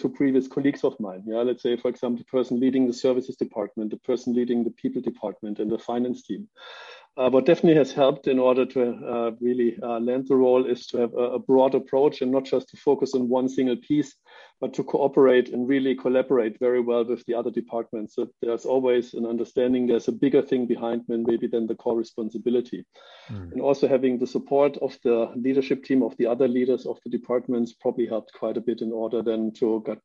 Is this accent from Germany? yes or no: yes; Germany; moved away as an adult; I'm living right now for the second time outside of Germany, which is my home country.